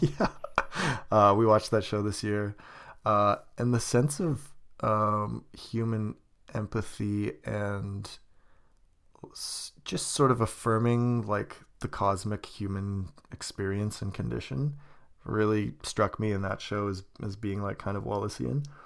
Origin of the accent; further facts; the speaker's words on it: Kelowna, British Columbia, Canada; moved away; my hometown, Kelowna